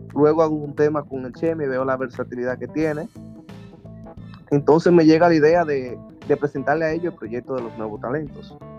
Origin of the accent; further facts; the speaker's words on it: Villa Montellano, Puerto Plata, Dominican Republic; moved away as an adult; now in New York, United States; vengo del municipio Villa Montellano, provincia de Puerto Plata, nacido, nacido y criado en Puerto Plata